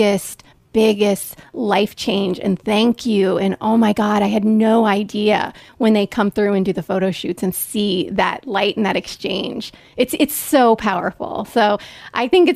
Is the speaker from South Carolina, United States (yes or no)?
no; Northern Kentucky, United States; I grew up in Northern Kentucky